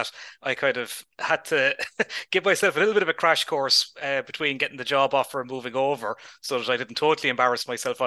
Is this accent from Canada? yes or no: no; Cork, Munster, Ireland; moved away as an adult; now in Reykjavik, Iceland; I was living in Cork prior to that, which is my hometown, as the accent probably gives away